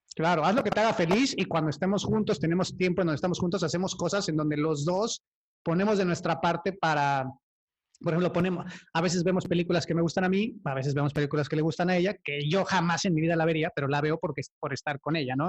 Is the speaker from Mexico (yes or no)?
yes; Cuautla, Morelos, Mexico; yo vengo de Cuautla, que es igual de feo, pero, o sea, son pueblitos